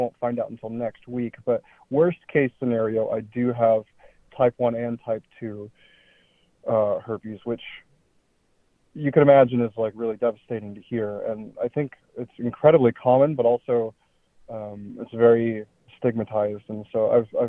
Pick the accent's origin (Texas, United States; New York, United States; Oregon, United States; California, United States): Oregon, United States; I am from Oregon